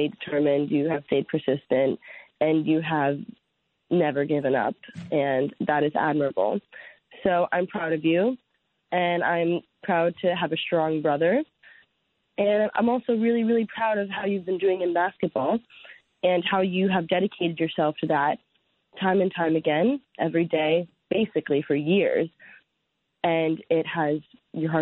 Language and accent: English; United States; I'm American